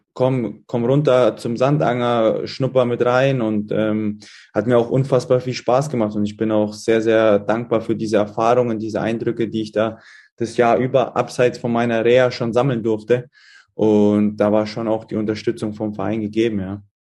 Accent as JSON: {"language": "German", "town": "Munich", "region": "Bavaria", "country": "Germany", "also_born_or_lived": "Halle", "moved": "yes", "lives_now": "Fürth, Germany", "said": "komme ich aus, aus München ne? und die Eltern sind dort auch noch in der Gegend wohnhaft"}